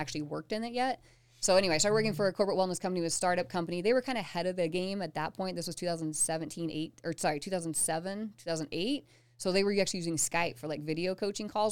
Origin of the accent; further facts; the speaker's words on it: Southeastern Colorado, United States; moved away; I grew up in Colorado.